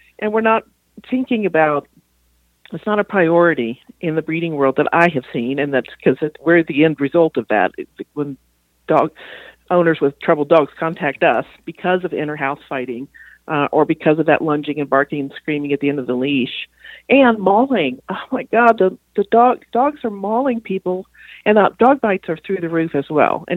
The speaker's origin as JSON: {"language": "English", "region": "Texas", "country": "United States", "moved": "yes", "said": "I'm from Texas originally"}